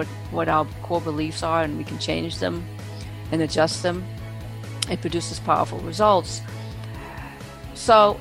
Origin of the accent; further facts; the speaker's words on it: Germany; moved away; I was born and raised in Germany